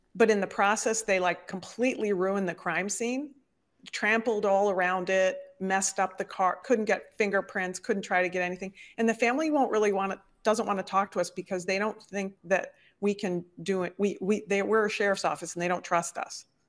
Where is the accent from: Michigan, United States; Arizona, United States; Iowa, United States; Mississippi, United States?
Michigan, United States; Detroit; moved away as an adult; also born or lived in Chicago; I actually am a product of Detroit, Michigan. I was raised up in the Midwest and in the upper Midwest in the States